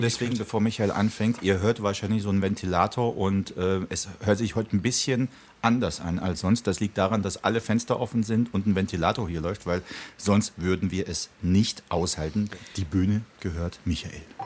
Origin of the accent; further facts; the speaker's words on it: the West, West Germany, Germany; also born or lived in Prague, Czech Republic; Da waren ja viele Türken oder da, wo ich aufgewachsen bin, eher so Aramäer.